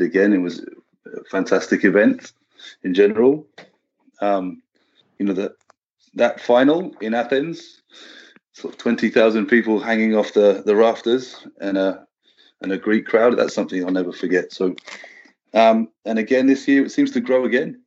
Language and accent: English; United Kingdom; I don't know if it's part of being British or European